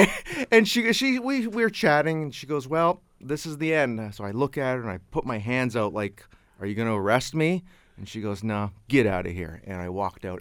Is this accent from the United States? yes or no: no; Canada; I'm from Canada